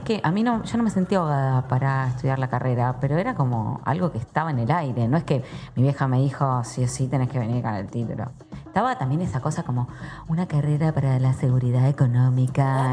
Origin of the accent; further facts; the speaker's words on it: La Plata, Buenos Aires Province, Argentina; nací en La Plata